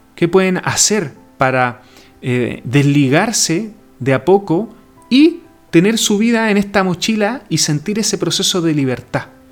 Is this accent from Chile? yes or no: yes; Chile; nosotros como chilenos, estamos en una región bien alejada del mundo